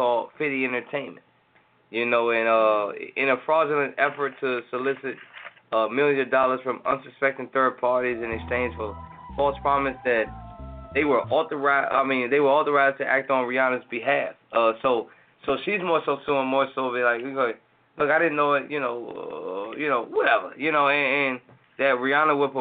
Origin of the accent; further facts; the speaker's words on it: Atlanta, Georgia, United States; this is our hometown. It's a hometown in Atlanta